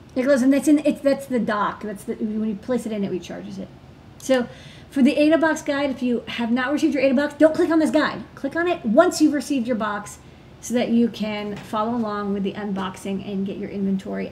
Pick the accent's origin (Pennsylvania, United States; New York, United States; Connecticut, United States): New York, United States; New York City; being a New Yorker